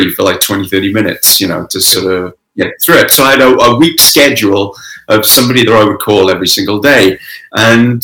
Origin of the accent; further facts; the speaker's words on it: Pencoed, Wales, United Kingdom; also born or lived in London / Canada; now in Toronto, Canada; Well, I'm originally from Wales. I grew up in Wales.